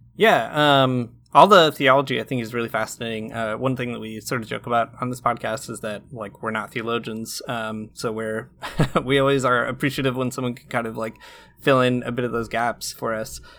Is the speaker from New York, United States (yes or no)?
no; rural Michigan, United States; my hometown, which is, like, a really rural part of Michigan